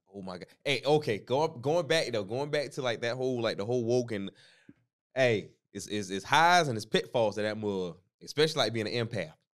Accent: the South, United States; growing up in the South

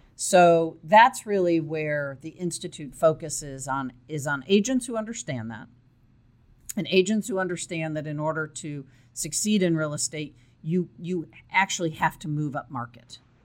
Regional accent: Chicago, Illinois, United States; moved away as an adult; also born or lived in Texas; I grew up in uh, the suburbs of Chicago. And er, in my early 20s, um, I left

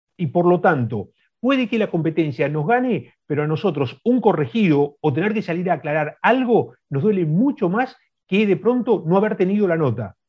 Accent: Argentina; nosotros como argentinos

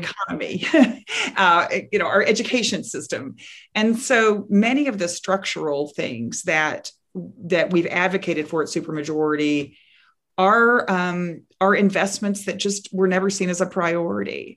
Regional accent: Texas, United States; my home state of Texas

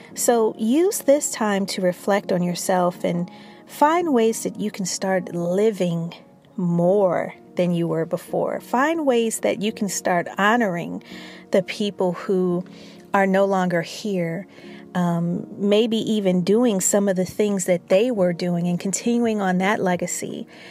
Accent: Chicago, Illinois, United States; I'm from Chicago

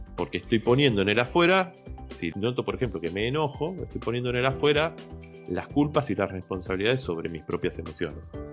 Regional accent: Argentina; nosotros que somos argentinos

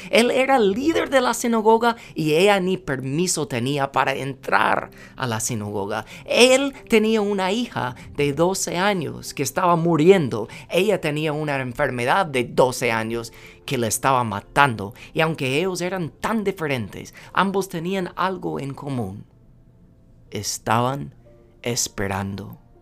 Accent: United States; moved away; siendo gringo

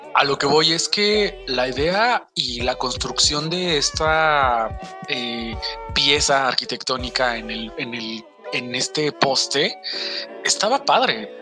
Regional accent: Mexico; un sello que tenemos como mexicanos

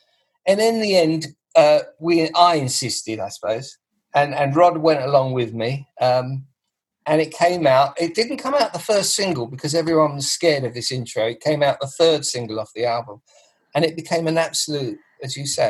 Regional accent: Grimsby, Yorkshire and the Humber, United Kingdom; They're all from Germany except me. I'm from Grimsby.

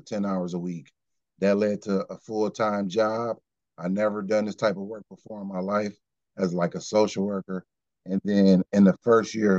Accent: Kenosha, Wisconsin, United States; I'm from Kenosha

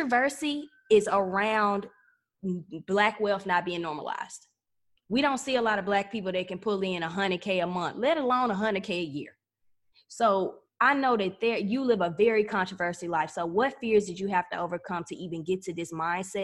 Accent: Pine Bluff, Arkansas, United States; I'm from Pine Bluff, Arkansas.

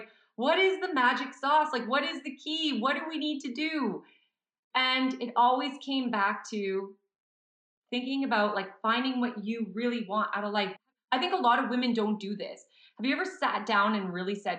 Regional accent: Montreal, Quebec, Canada; now in Calgary, Canada; I'm from Montreal

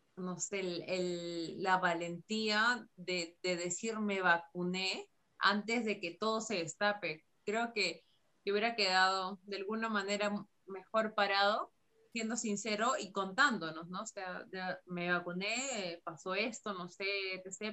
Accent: Peru; como peruanos

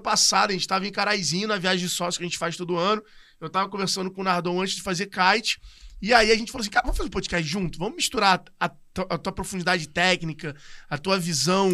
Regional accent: Rio de Janeiro, Brazil; Eu sou da Tijuca

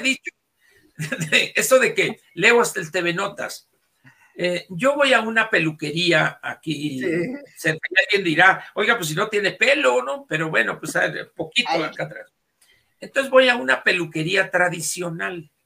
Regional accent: Sonora, Mexico; para mí como sonorense

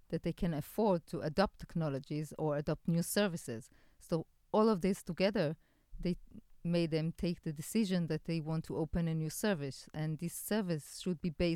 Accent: Haifa, Haifa District, Israel; Haifa, my hometown

